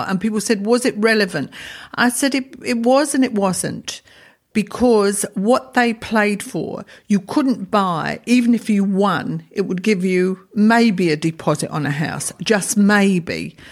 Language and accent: English; London, United Kingdom; I come from London